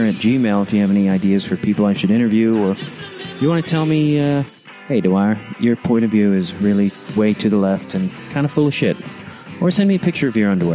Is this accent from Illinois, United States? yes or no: yes; Chicago, Illinois, United States; I'm from Chicago